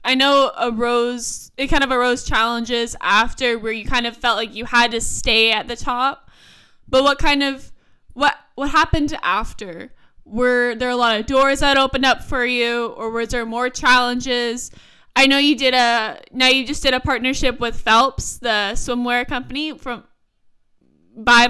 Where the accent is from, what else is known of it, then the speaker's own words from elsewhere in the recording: Toronto, Ontario, Canada; We're in the same city.